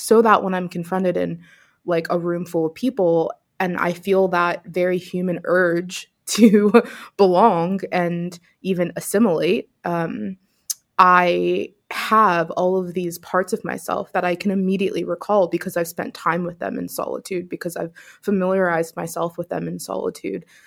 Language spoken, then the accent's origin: English; Pittsburgh, Pennsylvania, United States; also born or lived in upstate New York; now in New York, United States; was born and raised in Pittsburgh, so I'm a, a city girl at heart and miss it